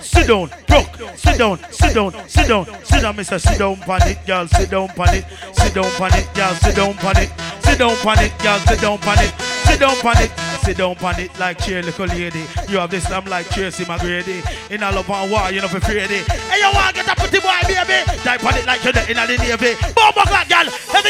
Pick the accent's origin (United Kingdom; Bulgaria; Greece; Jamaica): Jamaica; I'm Jamaican and I don't fuck regular.